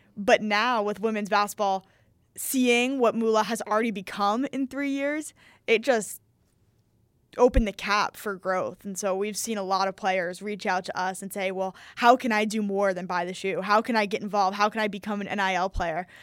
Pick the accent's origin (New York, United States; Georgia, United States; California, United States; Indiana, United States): New York, United States; New York City; I'm from New York City